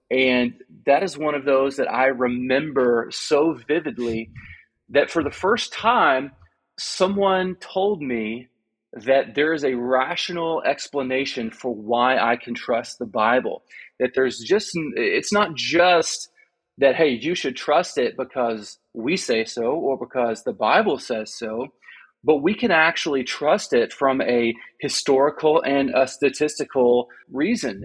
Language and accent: English; Arkansas, United States; now in Austin, United States; I'm born and raised in Arkansas